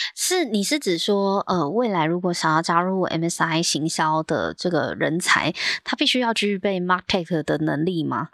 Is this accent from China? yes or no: no; Taiwan; 我们台湾